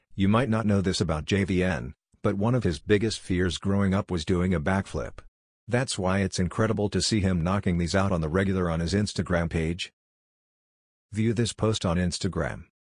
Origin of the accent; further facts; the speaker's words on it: Minneapolis, Minnesota, United States; Minneapolis, Minnesota, my hometown